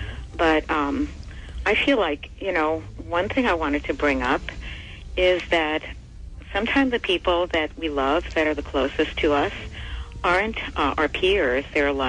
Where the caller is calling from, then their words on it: New York City, New York, United States; I'm calling from the Bronx.